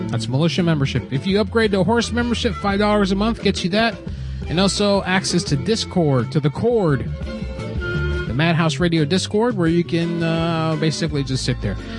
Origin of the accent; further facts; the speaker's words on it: Florida, United States; moved away as an adult; I was born and raised in Florida, and I lived there up until seven years ago